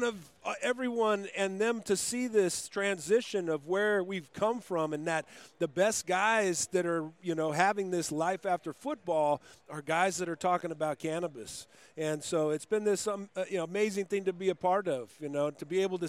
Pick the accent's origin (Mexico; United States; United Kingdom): United States; Moreno Valley, California; also born or lived in Riverside, California; I grew up in a town called Moreno Valley